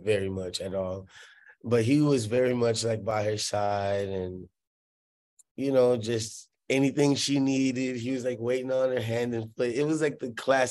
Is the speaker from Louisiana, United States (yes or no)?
yes; New Orleans, Louisiana, United States; moved away; I grew up in New Orleans